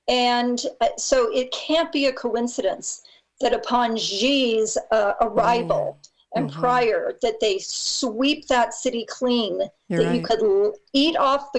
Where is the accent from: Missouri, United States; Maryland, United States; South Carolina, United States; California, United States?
California, United States; San Francisco; that's part of my hometown area.